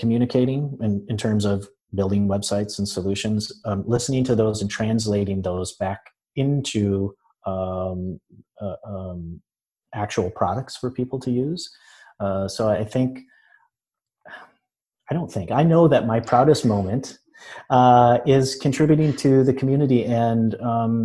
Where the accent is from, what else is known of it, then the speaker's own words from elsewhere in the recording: West Michigan, United States; moved away as an adult; also born or lived in Florida; now in Orlando, United States; I am in Orlando now. I'm originally from Michigan, from West Michigan